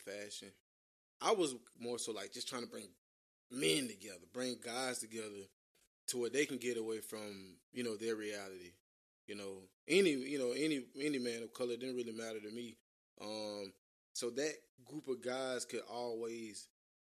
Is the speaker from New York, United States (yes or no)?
no; Atlanta, Georgia, United States; I'm from Atlanta, Georgia